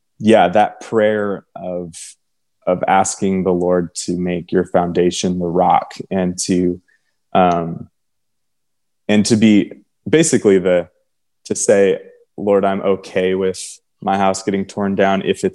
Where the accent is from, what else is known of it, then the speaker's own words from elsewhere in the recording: Texas, United States; but I grew up, I was born in Texas, and it's like, you know, people reading it on paper, a lot of people would think it's a Latino name